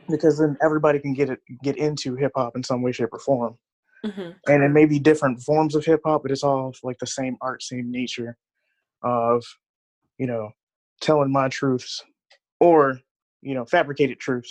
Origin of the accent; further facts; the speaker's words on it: Wisconsin, United States; also born or lived in Illinois; I was born in Illinois, and we moved up to Wisconsin for like lower taxes, better school and stuff like that. So I've been up here since I was a young boy, like in between Chicago and Milwaukee. But I grew up in Wisconsin